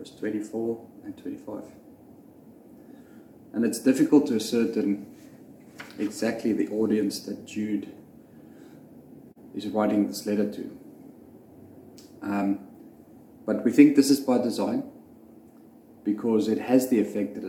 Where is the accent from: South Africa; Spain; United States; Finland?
South Africa; I grew up in South Africa